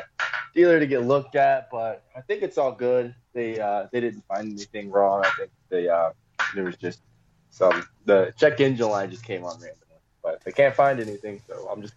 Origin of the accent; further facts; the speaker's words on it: Texas, United States; also born or lived in California; I was born in California, but I was a Navy brat. So I moved around like a million different places growing up. So, but we settled in Texas eventually.